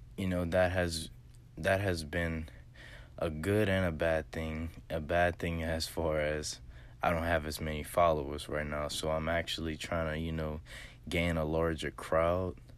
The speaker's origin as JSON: {"language": "English", "town": "Lafayette", "region": "Louisiana", "country": "United States", "said": "I'm actually from Lafayette, Louisiana, real, real small town in Southwest Louisiana"}